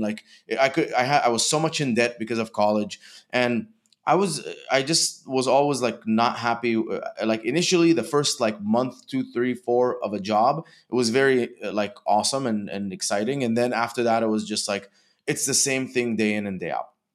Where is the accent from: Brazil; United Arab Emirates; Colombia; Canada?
United Arab Emirates; Dubai; moved away as an adult; also born or lived in Egypt; now in United States; I was born in Egypt and grew up in Dubai.